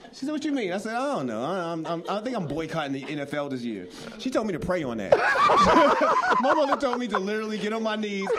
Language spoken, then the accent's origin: English; Boston, Massachusetts, United States; I'm from Boston